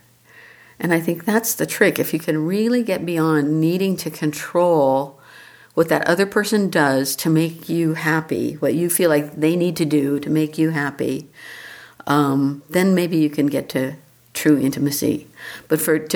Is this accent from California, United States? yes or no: yes; Los Angeles, California, United States; moved away as an adult; now in New Mexico, United States; I was born in Los Angeles, lived in Los Angeles, love it there